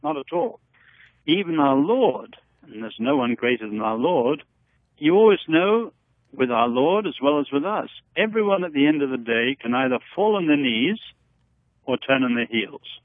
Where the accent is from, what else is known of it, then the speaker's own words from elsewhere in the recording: Henan, China; moved away; Where I happened to be born, north central China, in Henan province